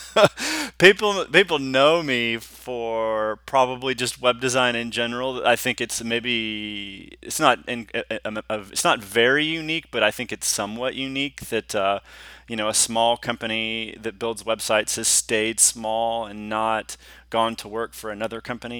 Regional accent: Houston, Texas, United States; also born or lived in Austin, Texas; I'm a native Texan. I was gr-, I grew up in Hous-, the Houston area

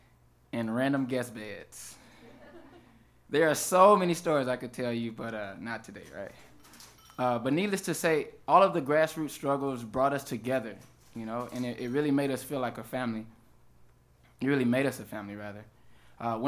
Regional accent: Houston, Texas, United States; I'm from Houston, Texas, and our town's amusement park was Astro World

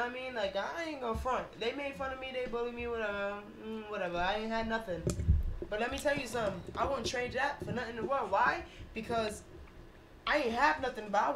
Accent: New Jersey, United States; moved away; I'm from New Jersey

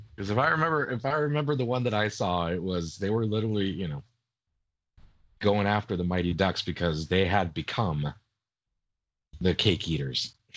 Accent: United States; I'm American, not English

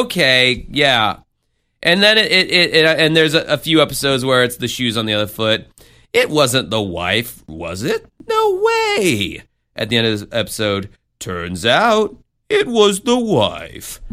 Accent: the South, United States; now in Florida, United States; I'm from the South

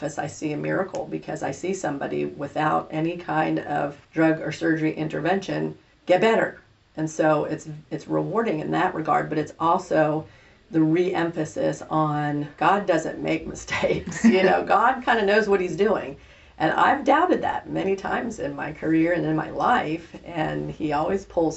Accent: East Coast, United States; now in Salina, United States; I'm a transplant from the East Coast

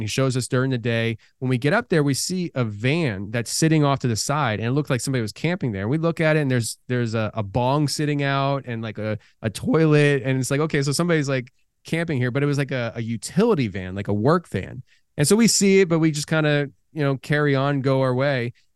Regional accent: Philadelphia, Pennsylvania, United States; now in Tennessee, United States; I come from Philadelphia, live in Tennessee now

